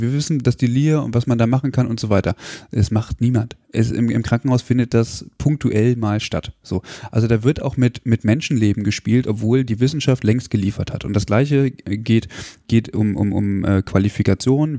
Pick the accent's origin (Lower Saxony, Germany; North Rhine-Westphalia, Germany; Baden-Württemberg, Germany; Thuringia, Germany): Lower Saxony, Germany; Hanover; moved away; ich komme ursprünglich aus Hannover